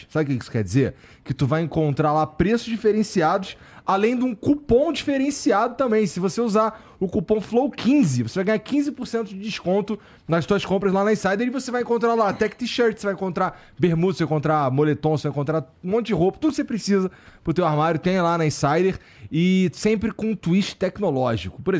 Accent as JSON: {"language": "Portuguese", "region": "Rio de Janeiro", "country": "Brazil", "said": "De onde eu vim, né? Lá no Rio, lá no Jaca e tal"}